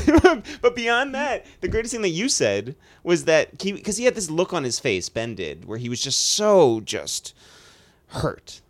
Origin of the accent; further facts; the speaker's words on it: United States; it was an advantage to live near the city